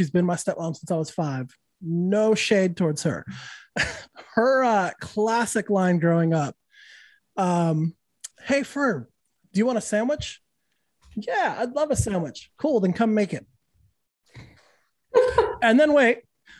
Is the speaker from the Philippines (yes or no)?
no; New Mexico, United States; See, we didn't, where I was from, I grew up in New Mexico.